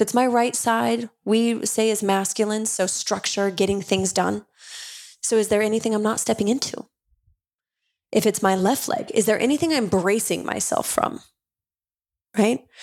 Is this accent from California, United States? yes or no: no; Utah, United States; I grew up Mormon in Utah